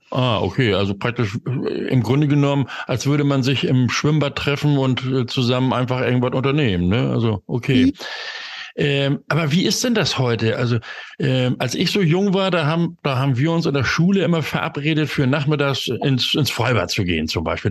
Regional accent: Hamburg, Germany; nach Hamburg, da bin ich nämlich geboren in der Stadt

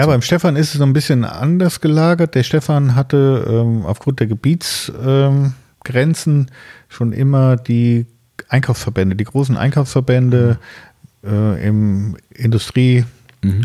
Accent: near Siegen, North Rhine-Westphalia, Germany; ich komme aus der Nähe von Siegen

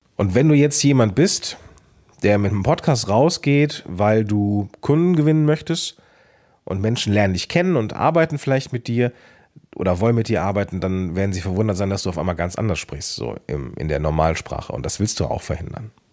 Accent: Moers, North Rhine-Westphalia, Germany; accent: Lower Rhine, slightly Dutch-influenced; now in Langenfeld, Germany; ich bin in Mörs geboren. Mörs ist am Niederrhein, also sehr nah an Holland.

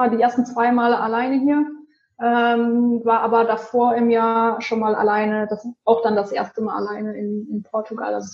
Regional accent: Rhineland, Germany; ich bin ähm, ursprünglich eigentlich aus dem Rheinland, ähm, habe jetzt die letzten Jahre in Bonn gewohnt

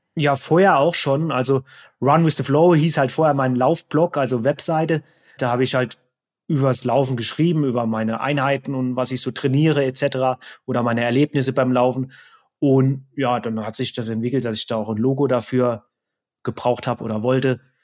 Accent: Saarland, Germany; also born or lived in Neunkirchen, Germany / Frankfurt, Germany / Offenbach, Germany; now in Inzell, Germany; ich komme eigentlich ursprünglich aus dem Saarland, habe länger in Hessen in Frankfurt gewohnt und Offenbach

